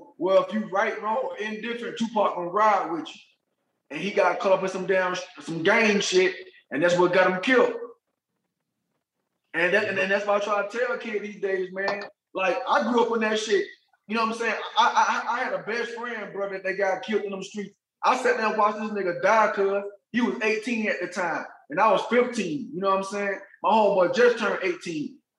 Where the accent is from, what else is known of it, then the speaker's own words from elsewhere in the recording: Pensacola, Florida, United States; I'm from Pensacola, Florida